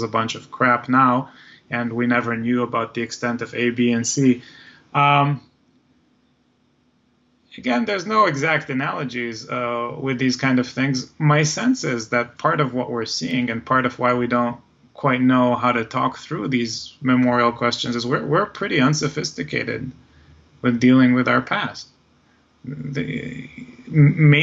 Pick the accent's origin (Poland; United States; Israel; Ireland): Israel; moved away; I'm originally from Israel